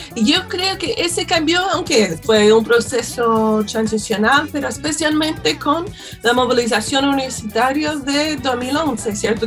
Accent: United States; now in Chile; yo soy estadounidense

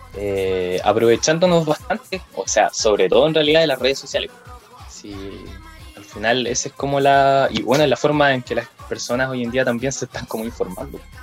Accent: Lebu, Biobío, Chile; also born or lived in Concepción; soy de Leu

